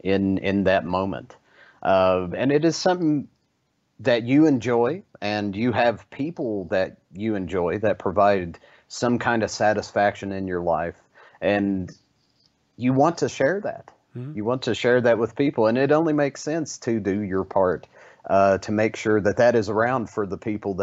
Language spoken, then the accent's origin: English; Kentucky, United States; I remember growing up in East Kentucky and being very poor but still being very happy.